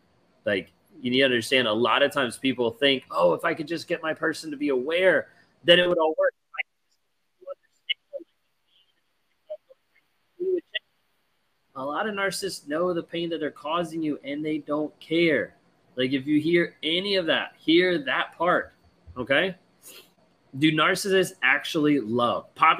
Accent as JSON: {"language": "English", "country": "United Kingdom", "said": "My ex is Spanish. I'm British. He lived in the UK with me for a year and didn't speak English."}